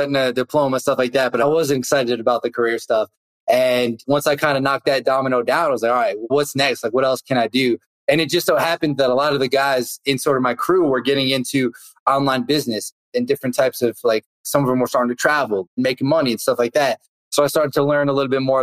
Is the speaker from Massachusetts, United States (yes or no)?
yes; Boston, Massachusetts, United States; I grew up around the Boston area